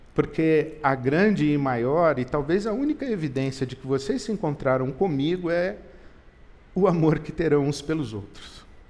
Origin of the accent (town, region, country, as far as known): Brazil